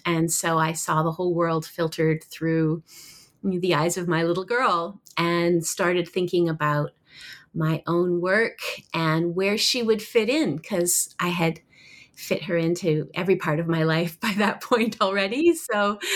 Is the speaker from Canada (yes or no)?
yes; Toronto, Ontario, Canada; also born or lived in Vancouver, Canada / Oxford / Stanford; I was born in Vancouver, Canada, and grew up in Toronto